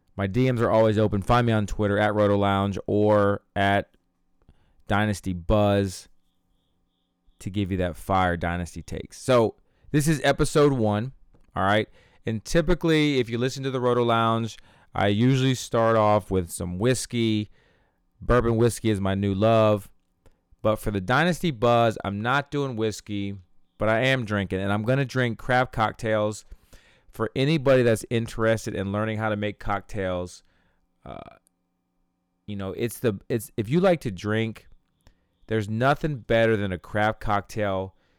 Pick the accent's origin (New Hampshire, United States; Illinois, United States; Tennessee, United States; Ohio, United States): Ohio, United States; my hometown here in Ohio